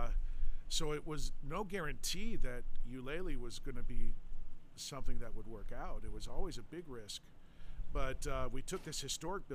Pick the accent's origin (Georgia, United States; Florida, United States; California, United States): Florida, United States; Tampa; I was born and raised here in Tampa Bay